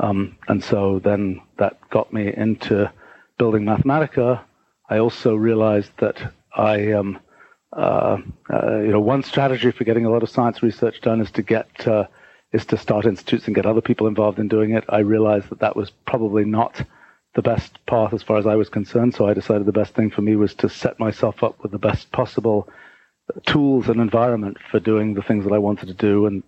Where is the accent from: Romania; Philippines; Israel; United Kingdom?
United Kingdom; England; So, back in the day, so I grew up in England and I was sort of I got interested in science when I was really young.